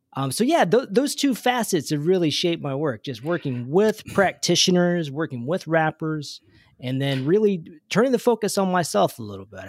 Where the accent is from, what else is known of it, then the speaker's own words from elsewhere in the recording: Kentucky, United States; I was growing up in Kentucky